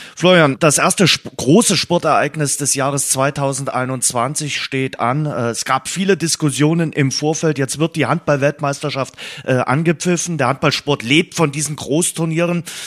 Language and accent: German; Germany; also born or lived in Dresden; bei uns in Deutschland